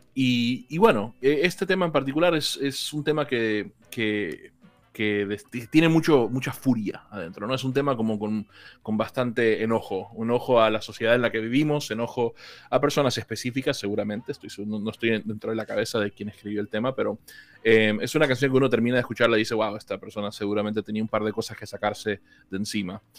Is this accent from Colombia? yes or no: yes; Colombia; now in Argentina; aunque vivo en Argentina hace casi 17 años, yo soy originalmente de Colombia.